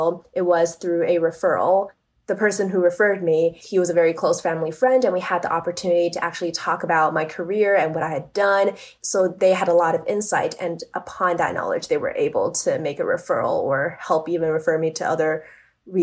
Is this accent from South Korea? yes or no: no; Canada; moved away as an adult; also born or lived in Toronto / New York; now in Silicon Valley, United States; as a Canadian, I was job searching in Canada